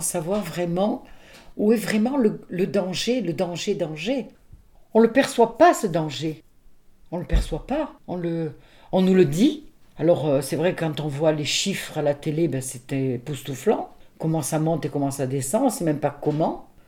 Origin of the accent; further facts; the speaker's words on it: Nice, Provence-Alpes-Côte d'Azur, France; moved away as an adult; now in Arville, France; je suis de Nice, je suis d'une famille de Nice